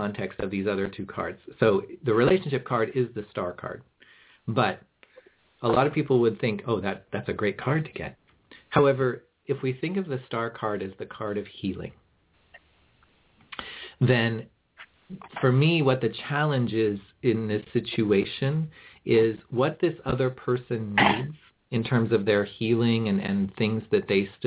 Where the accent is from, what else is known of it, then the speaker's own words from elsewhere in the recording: Kansas City, Missouri, United States; moved away; also born or lived in Tennessee; I actually grew up in Kansas City